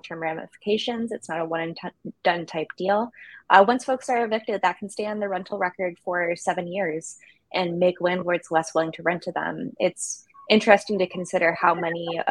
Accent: Michigan, United States; My home state of Michigan

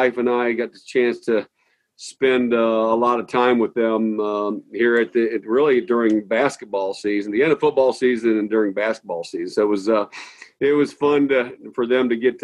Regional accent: St. Charles, Missouri, United States; born or raised there; moved away; also born or lived in Nokomis, Illinois / Boston

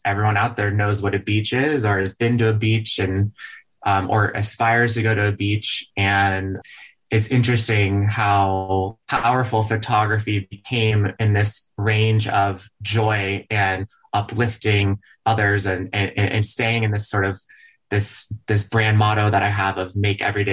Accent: Dallas, Texas, United States; moved away; I'm from Dallas, Texas originally. And growing up, my parents, they love this teeny town in West Texas called Marfa

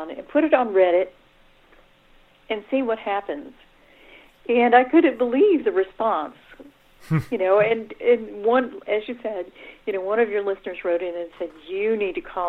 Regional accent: Daytona Beach, Florida, United States; I grew up in Daytona Beach

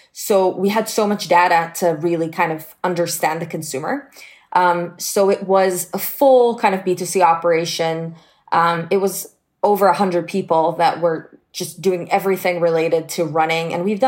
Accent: Israel; I was born and raised in Israel, and I started working full-time at the age of 16.

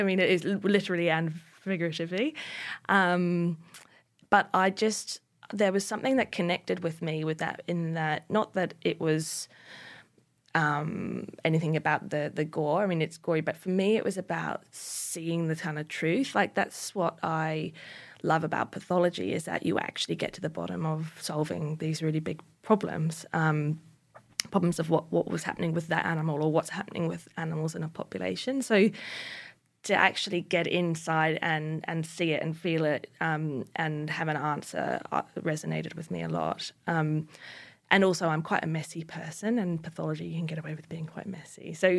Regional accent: Northland, New Zealand; So I was born in North New Zealand, in Northland, and grew up on a small farm.

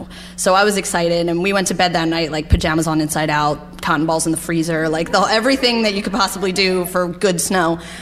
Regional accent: Philadelphia, Pennsylvania, United States; also born or lived in Potsdam, New York; now in Albany, United States; I'm originally from Philadelphia

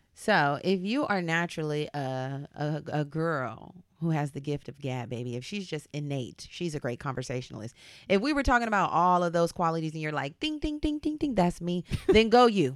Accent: Southern California, United States; I grew up here in SoCal

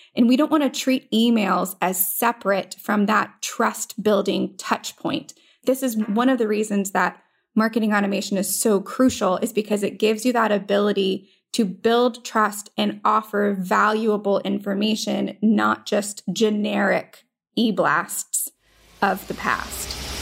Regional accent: Florida, United States; moved away as an adult; also born or lived in Virginia; I am from Florida

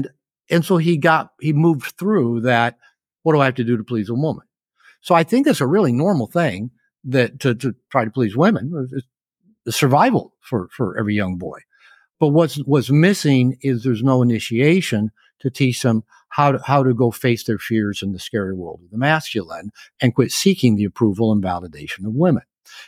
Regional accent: Seattle, Washington, United States; when I was growing up in Seattle, I had one male teacher before I got to junior high.

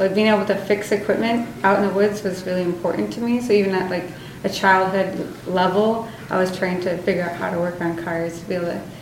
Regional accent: Alaska, United States; growing up in Alaska

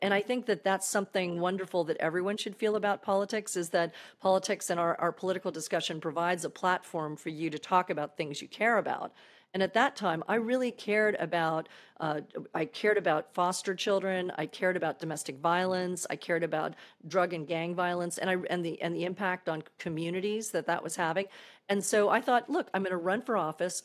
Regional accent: Daytona Beach, Florida, United States; moved away; also born or lived in Massachusetts; I grew up in Daytona Beach, Florida

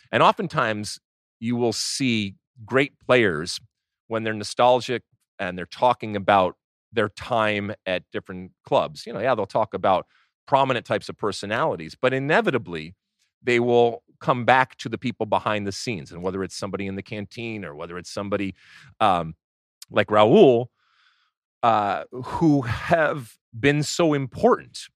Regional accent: United States

